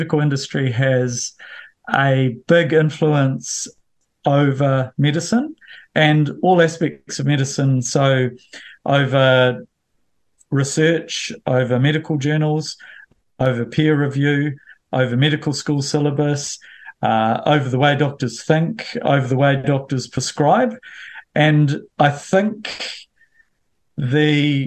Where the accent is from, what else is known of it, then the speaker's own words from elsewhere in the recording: Bulls, Manawatū-Whanganui, New Zealand; when we had tank water when I grew up in Bulls